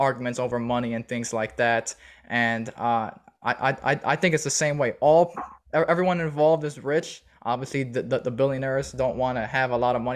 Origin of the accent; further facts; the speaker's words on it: Chicago, Illinois, United States; I was born and raised in Chicago